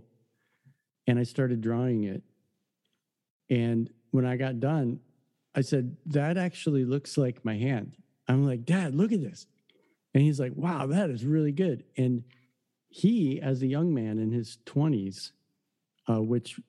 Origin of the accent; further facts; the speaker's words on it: Detroit, Michigan, United States; I grew up in the Detroit area